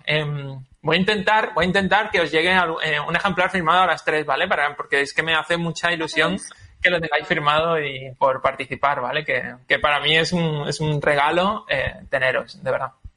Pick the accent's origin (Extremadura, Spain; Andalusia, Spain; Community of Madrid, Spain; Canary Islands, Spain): Andalusia, Spain; Málaga; yo que soy de Málaga